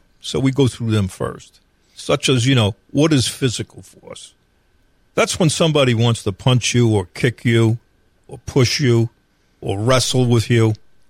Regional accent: New York, United States; now in North Carolina, United States; In North Carolina, there is no citizen power to arrest. There is that power in other states. I came from New York.

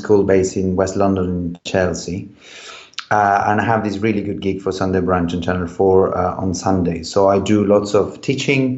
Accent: Chile; moved away; when I grew up in Chile, so I'm from a wine country

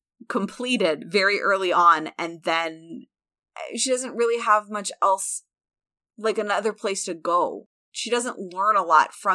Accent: Illinois, United States; I grew up in Central Illinois, which is part of Tornado Alley.

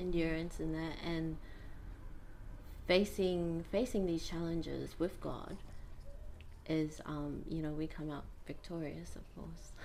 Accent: Rarotonga, Cook Islands; So I was brought up here in Rarotonga. I was born here as well, born and raised here. Yep, raised here in Nikao by my mother and father.

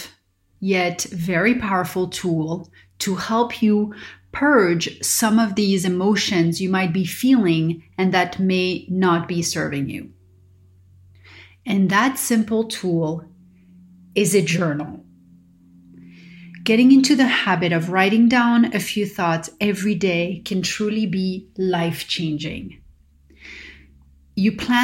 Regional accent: Paris, Île-de-France, France; moved away; growing up in Paris

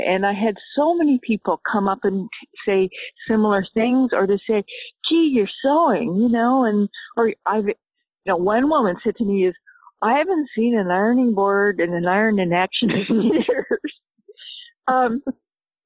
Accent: Canada; also born or lived in Nova Scotia; I'm Canadian. I live in Nova Scotia

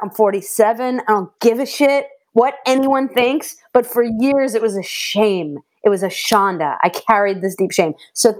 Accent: Swampscott, Massachusetts, United States; moved away as an adult; also born or lived in Orlando / New York City; I'm from Swampscott, Massachusetts, was where I grew up, which is a horrible name, but it's borders Salem. It's like right next to Salem

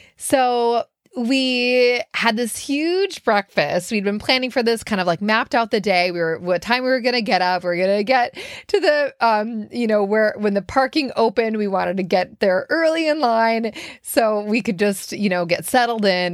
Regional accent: Minneapolis, Minnesota, United States; now in Brooklyn, United States; three of my good friends that I grew up with in Minneapolis

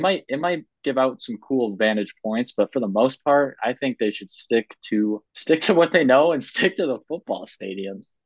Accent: Cincinnati, Ohio, United States; I was born in Cincy

